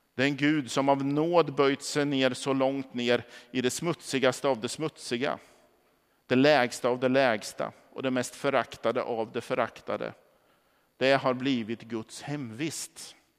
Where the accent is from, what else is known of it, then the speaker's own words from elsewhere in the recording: Norrköping, Östergötland, Sweden; moved away; Som barn så växte jag upp i de eh, vad ska vi säga, nordöstra delarna av, av Norrköping